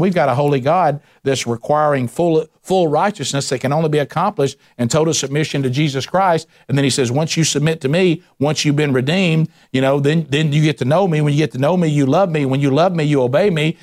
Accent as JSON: {"language": "English", "area": "the Bible Belt", "region": "Alabama", "country": "United States", "tie": "born or raised there", "said": "I was born in the Bible Belt, raised in the Bible Belt, still live in the Bible Belt, uh, and I live in what a lot of people call the Belt Buckle, and, and that is Alabama"}